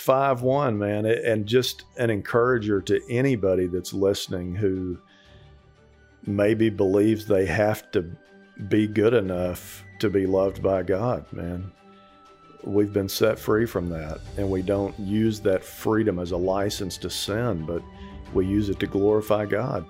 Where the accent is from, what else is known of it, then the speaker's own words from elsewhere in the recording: Texas, United States; moved away; also born or lived in Colorado; I grew up in Texas